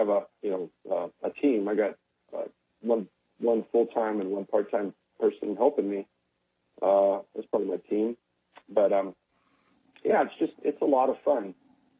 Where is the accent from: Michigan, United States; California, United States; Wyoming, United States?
Wyoming, United States; Laramie; moved away as an adult; Laramie, Wyoming is my hometown.